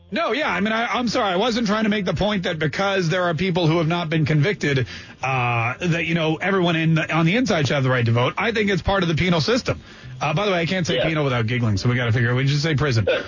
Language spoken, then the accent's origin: English; Canada; also born or lived in Maryland, United States; now in United States; I was born in Canada and I came to this country